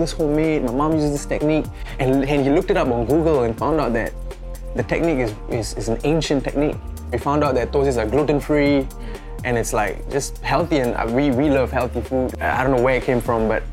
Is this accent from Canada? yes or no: no; Singapore; We're such a small country, we're from Southeast Asia